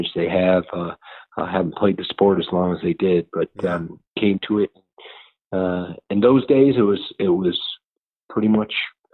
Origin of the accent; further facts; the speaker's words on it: Auburn, New York, United States; Auburn is my hometown.